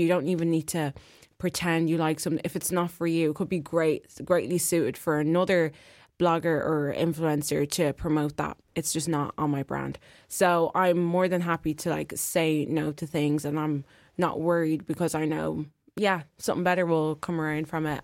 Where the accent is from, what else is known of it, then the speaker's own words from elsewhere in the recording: Ireland; I'm from Ireland